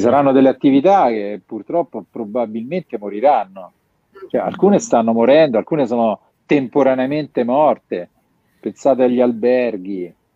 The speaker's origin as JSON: {"language": "Italian", "town": "Rome", "region": "Lazio", "country": "Italy", "said": "pur essendo romano"}